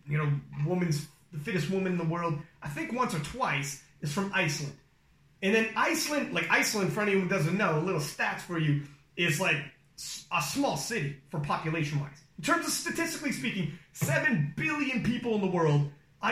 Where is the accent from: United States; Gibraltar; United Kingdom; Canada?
Canada; I'm Canadian